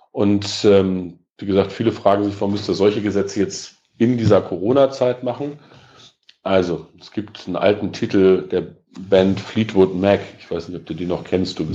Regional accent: Peine, Lower Saxony, Germany; Ich bin im 1. Mai groß geworden ähm, und das ist in meiner Heimatstadt in Peine meistens gewesen, große Mai-Kundgebung äh, und dann ordentliches Familienfest.

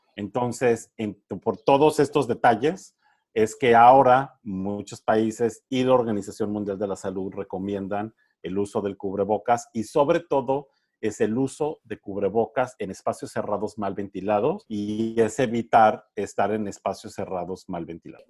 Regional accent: Mexico; moved away; allá en, en mi pueblo en México

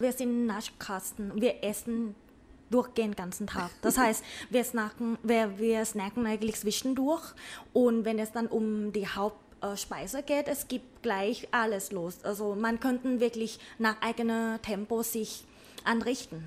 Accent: Bangkok, Thailand; German is a second language; now in Vienna, Austria; ich komme ja. aus Bangkok, gebürtige Thailänderin.

